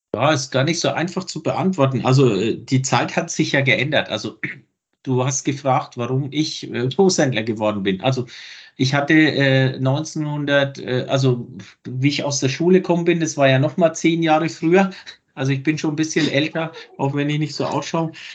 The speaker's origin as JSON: {"language": "German", "area": "Lower Franconia, between Bad Kissingen and Schweinfurt", "region": "Bavaria", "country": "Germany", "said": "ich komme ja hier aus Franken, irgendwo zwischen Bad Kissingen und Schweinfurt"}